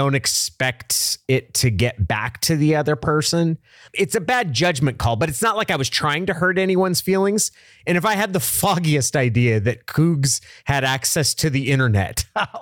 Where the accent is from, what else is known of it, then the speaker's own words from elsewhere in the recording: Oregon, United States; We would drive down from Oregon.